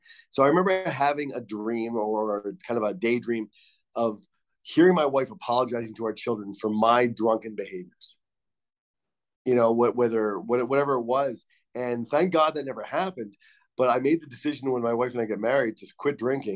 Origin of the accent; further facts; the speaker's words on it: Rhode Island, United States; moved away; growing up in Rhode Island in the 80s